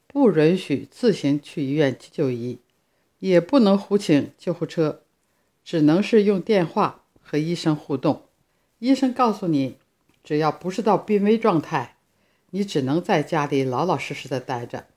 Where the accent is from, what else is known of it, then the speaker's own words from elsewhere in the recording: Harbin, Heilongjiang, China; now in Italy; 我的家乡哈尔滨